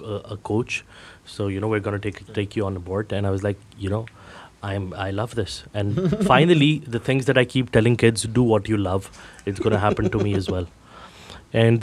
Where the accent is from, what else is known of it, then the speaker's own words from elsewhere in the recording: Pakistan; as a Pakistani dude